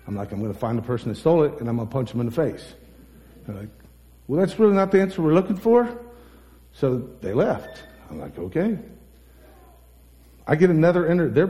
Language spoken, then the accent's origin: English; United States; I'm from Holmes County